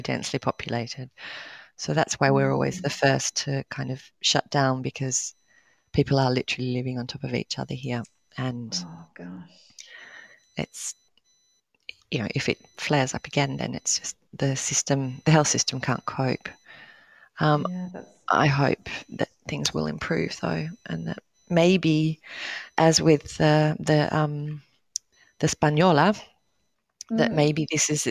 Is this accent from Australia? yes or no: yes; Australia; As a kid, growing up in Australia